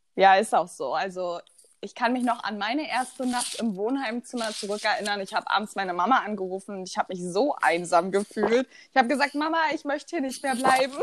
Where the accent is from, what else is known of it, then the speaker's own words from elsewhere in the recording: Rheinsberg, Brandenburg, Germany; komme aus der wunderschönen Stadt der Tausend Seen, Rheinsberg.